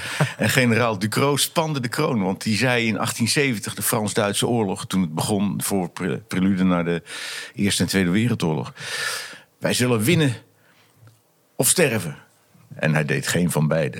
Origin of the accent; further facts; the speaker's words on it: Vlissingen, Zeeland, Netherlands; moved away as an adult; Ik ben getogen in Vlissingen ook. Hè, en geboren ook.